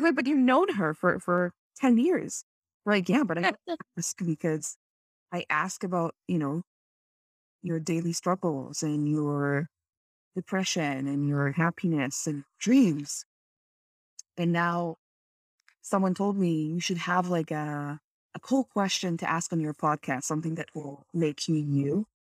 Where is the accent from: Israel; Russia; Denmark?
Israel; moved away as an adult; now in Canada; I'm from Israel originally, and I moved to Canada 4.5 years ago